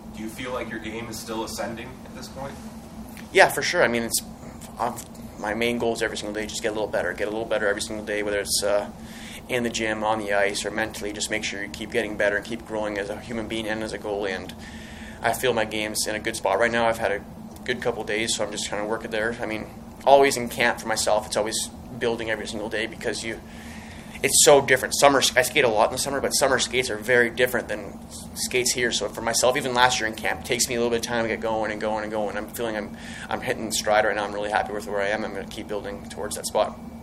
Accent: Edmonton, Alberta, Canada; moved away; also born or lived in California; I was born in Edmonton, um, grew up there

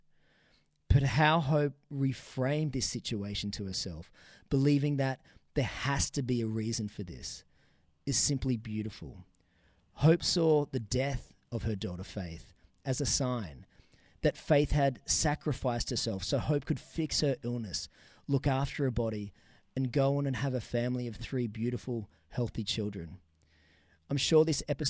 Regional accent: Newcastle, New South Wales, Australia; here in my hometown of Newcastle

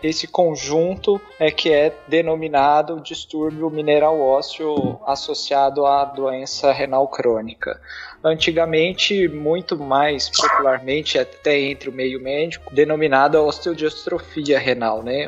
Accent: Goiás, Brazil; also born or lived in Ribeirão Preto; já voltei para minha cidade é, em Goiás

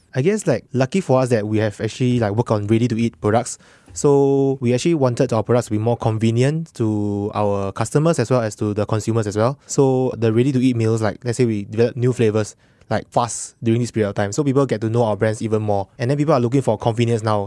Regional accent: Singapore; I'm a Singaporean as well

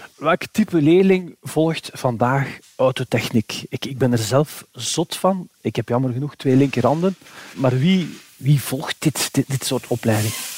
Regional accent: Flanders, Belgium; bij ons in Vlaanderen

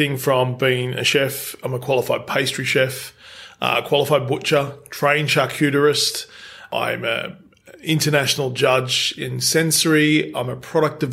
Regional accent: Penrith, New South Wales, Australia; I'm from Penrith.

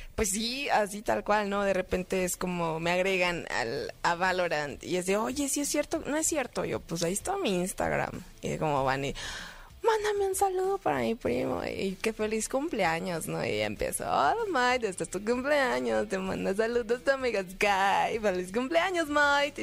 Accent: Monterrey, Nuevo León, Mexico; yo soy del norte. yo nací en Monterrey.

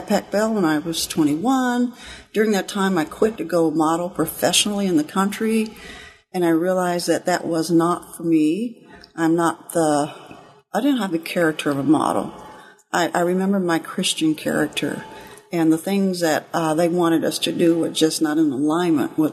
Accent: Compton, California, United States; I grew up actually in California, in Southern California, in Compton, California.

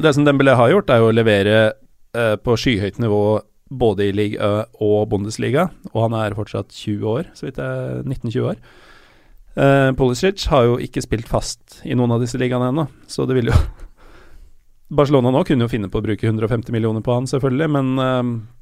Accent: Elverum, Innlandet, Norway; Jeg er født i Elverum

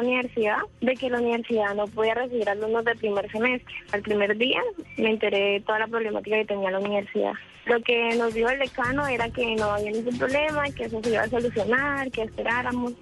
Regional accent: Arauca, Colombia; moved away as an adult; now in Bogotá, Colombia; yo no soy de Bogotá, soy de Arauca

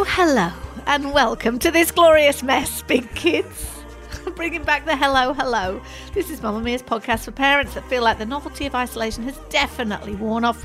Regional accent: Manchester, North West England, United Kingdom; moved away; I grew up in Manchester, which is a gritty

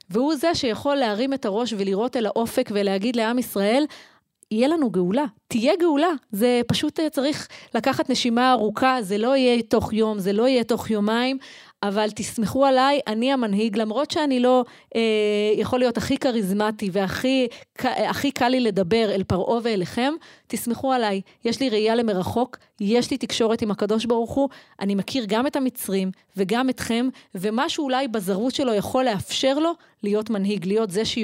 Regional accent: Efrat, West Bank, Palestine; אני גדלתי באפרת, אני אהיה קומונרית באפרת.

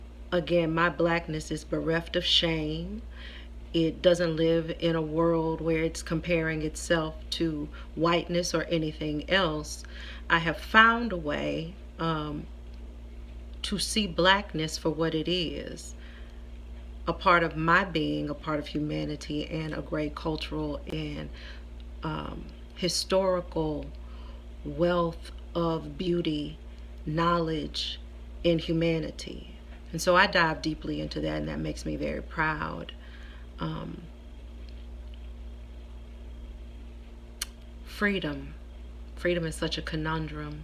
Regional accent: Houston, Texas, United States; I'm from Houston. We celebrated Juneteenth since I was a little girl

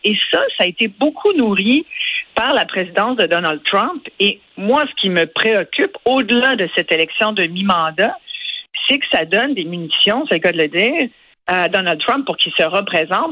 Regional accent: Quebec, Canada

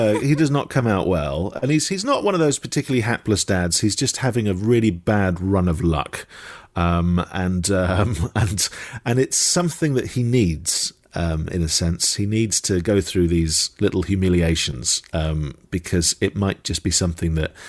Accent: Dundee, Scotland, United Kingdom; I was born in Dundee. I am Scottish, and the Braeburn is one of our finest apples.

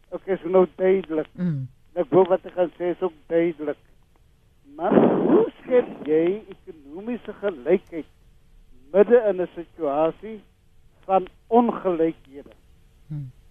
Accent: South Africa; as Suid-Afrikaner

